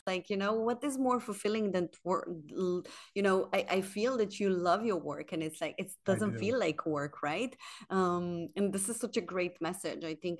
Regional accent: Slovenia; moved away as an adult; now in Sweden; I moved here 10 years ago from Slovenia. My parents are from Bosnia. So I always had this like colorful culture in me.

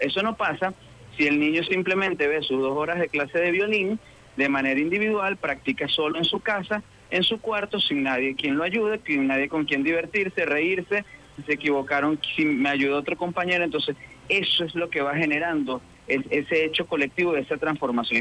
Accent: Calabozo, Guárico, Venezuela; moved away as an adult; also born or lived in Caracas; a los 24 años regreso a mi pueblo de Calabozo a dirigir el núcleo en el que me formé

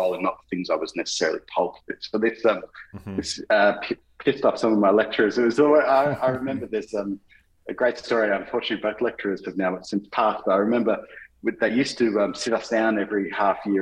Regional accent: Melbourne, Victoria, Australia; I'm from Melbourne, born and bred, still live here in Melbourne

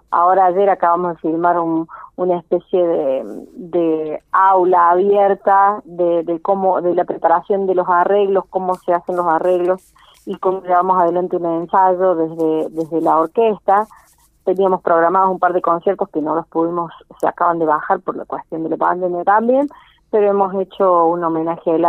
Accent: Cruz del Eje, Córdoba, Argentina; now in Unquillo, Argentina; Yo no nací acá en Unquillo, pero vivo en Unquillo hace ya más de 10 años. ¿Dónde naciste vos? Eh, en Cruz del Eje.

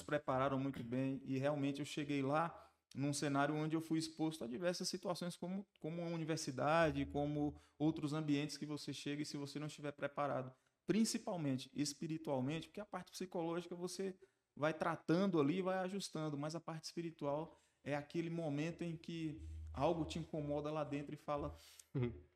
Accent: Barreiras, Bahia, Brazil; also born or lived in Riachão das Neves, Bahia; Nasci em Riachão, mas vim para Barreiras com 9 anos de idade. E aqui estou, ao longo do tempo, desenvolvendo uma trajetória profissional, formei minha família aqui, me estruturei, até me considero barreirense

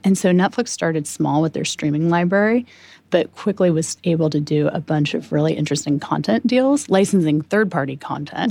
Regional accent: Manitou, Illinois, United States; moved away; my hometown festival is also called the Popcorn Festival.

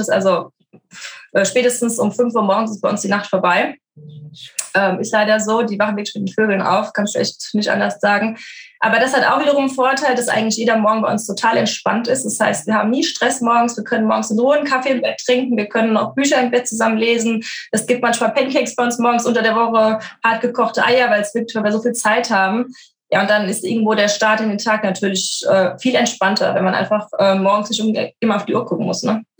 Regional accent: Frankfurt, Hesse, Germany; ich bin so ein typisches Frankfurter Mädchen, bin ja geboren in Frankfurt, bin auch aufgewachsen

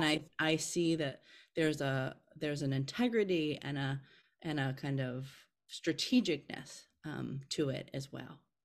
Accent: Milwaukee, Wisconsin, United States; moved away as an adult; also born or lived in Philadelphia, Pennsylvania; when I moved away from Milwaukee, Wisconsin, where I was raised, to, um, Philadelphia, Pennsylvania for college

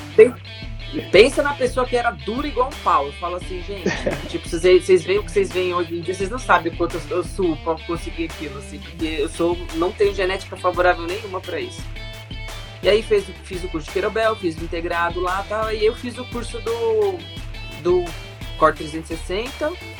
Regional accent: São Paulo, Brazil; Eu nasci em São Paulo, né, sempre morei aqui.

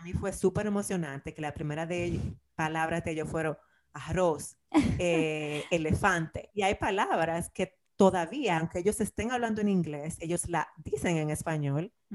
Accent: Dominican Republic; moved away; yo como dominicana

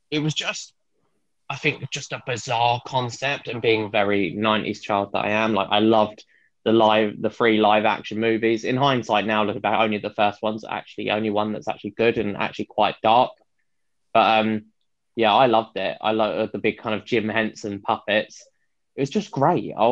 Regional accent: Watford, East of England, United Kingdom; Watford, a very small, um, quite um, interesting town near London.

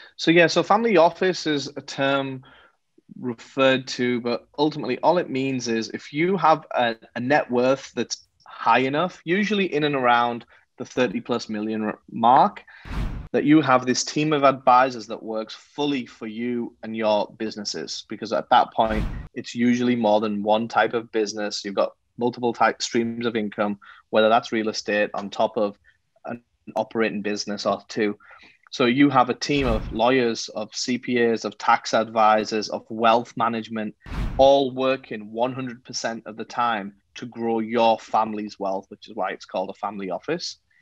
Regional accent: England, United Kingdom; moved away as an adult; now in Los Angeles, United States; I'm not from America. So I was uh, born and raised in England

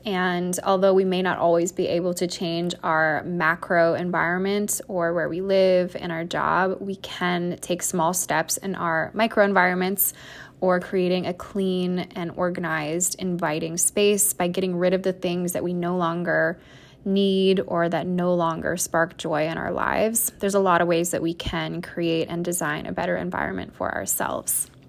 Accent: Iowa, United States; moved away as an adult; now in New York City, United States; grew up in a fairly small town in Iowa

